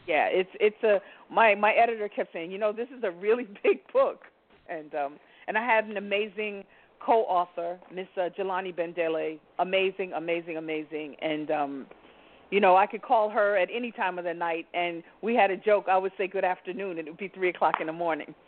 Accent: New York City, New York, United States; I'm a New Yorker

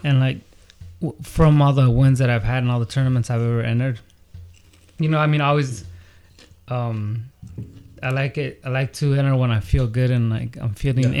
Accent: the Bay Area, California, United States; moved away as an adult; now in San Diego, United States; I grew up in the Bay

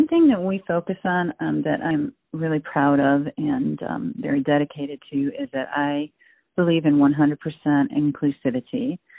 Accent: Cleveland, Ohio, United States; also born or lived in South Carolina / Texas; I was born in Cleveland, Ohio. I lived in Northeast Ohio much of my life. I've had a couple of jaunts here and there to South Carolina and Texas and a couple other places.

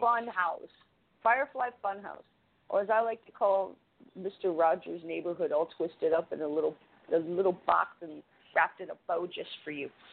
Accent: Canada; I'm Canadian.

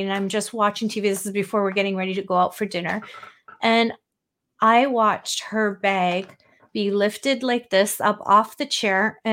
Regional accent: Canada; I'm Canadian

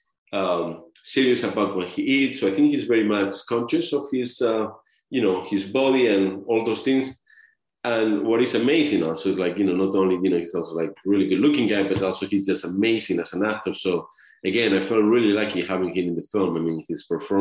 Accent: Spain; moved away; I'm from Spain

